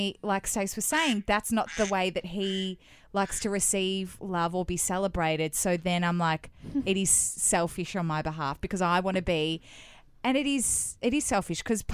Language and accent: English; Melbourne, Victoria, Australia; moved away as an adult; now in Sydney, Australia; we've moved to Sydney and we're both originally from Melbourne